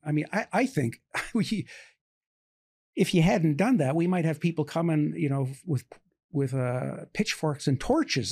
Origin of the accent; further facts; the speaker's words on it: Canada; now in United States; I'm Canadian by birth